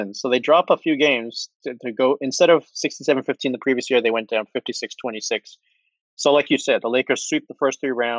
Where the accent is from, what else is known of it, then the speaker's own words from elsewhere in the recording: Toronto, Ontario, Canada; my hometown bias